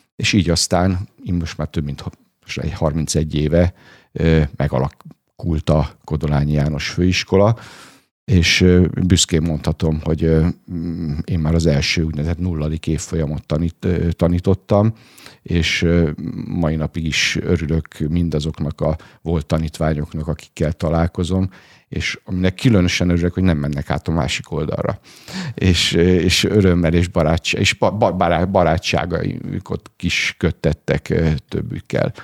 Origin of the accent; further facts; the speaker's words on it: Veszprém, Veszprém County, Hungary; moved away as an adult; also born or lived in Szombathely; én Veszprémben születtem, ott is nőttem fel, ott érettségiztem a Lovasi László gimnáziumban